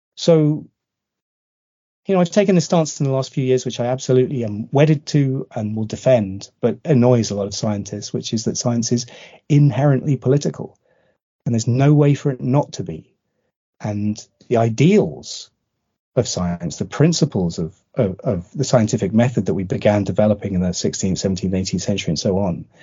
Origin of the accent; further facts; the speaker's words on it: United Kingdom; also born or lived in southeast London; now in London, United Kingdom; as a Brit